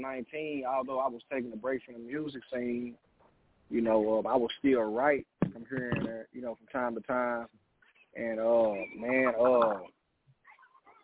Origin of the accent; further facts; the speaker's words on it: Texas, United States; I'm from Texas